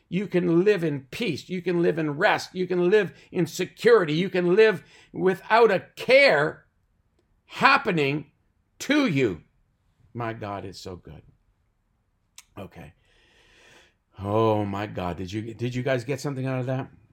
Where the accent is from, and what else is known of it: Canada